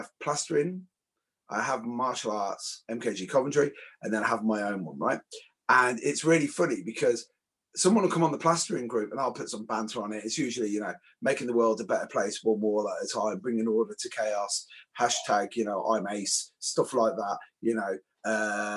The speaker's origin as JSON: {"language": "English", "country": "Ireland", "said": "I'm an Irish construction worker"}